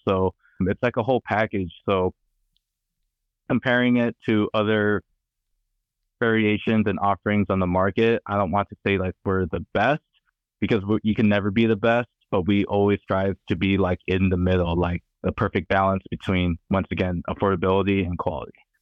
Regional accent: California, United States; I'm from California

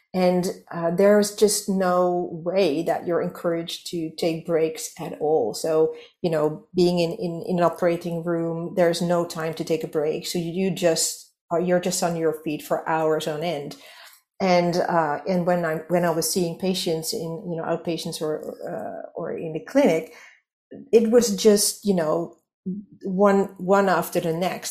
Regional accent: Netherlands; English is a second language; I'm from the Netherlands, so you might hear that I'm not a native English speaker

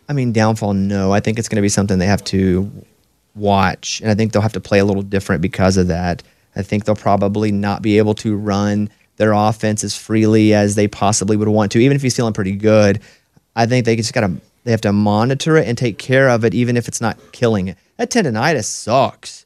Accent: Mountain Pine, Arkansas, United States; moved away; I'm from Mountain Pine, Arkansas, population seven hundred

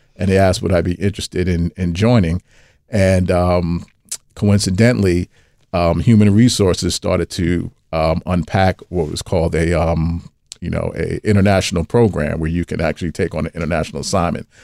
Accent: New York City, New York, United States; I'm from Brooklyn

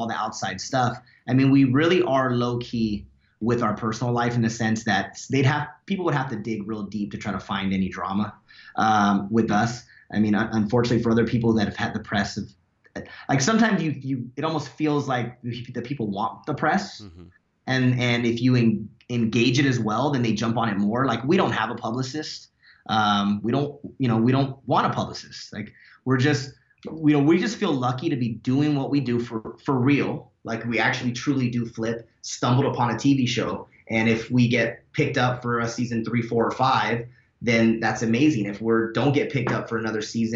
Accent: Fontana, California, United States; now in Claremont, United States; I grew up in Fontana, which is not a wealthy part of Southern California

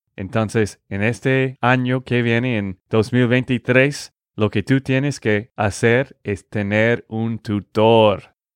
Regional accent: Texas, United States; de Texas, Estados Unidos

